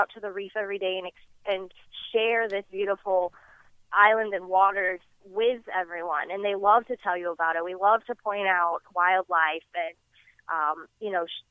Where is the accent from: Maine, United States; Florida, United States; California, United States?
Florida, United States; Key West; I was born and raised right here in Key West